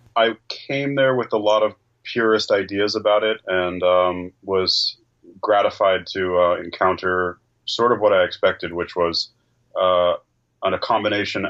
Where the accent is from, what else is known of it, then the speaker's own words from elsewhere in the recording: Northern California, United States; I'm from Northern California.